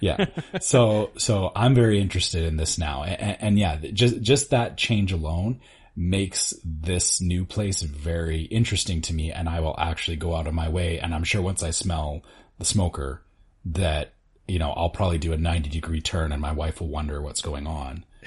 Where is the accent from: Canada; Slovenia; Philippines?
Canada; speaking as a Canadian